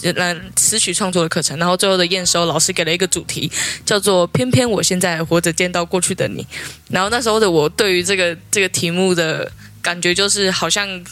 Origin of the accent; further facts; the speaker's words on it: Taitung, Taitung County, Taiwan; 也是从小在书长大